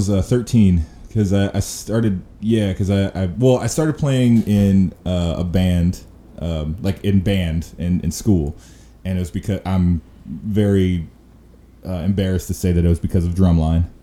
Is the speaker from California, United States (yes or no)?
no; Chicago, Illinois, United States; I grew up in Beverly.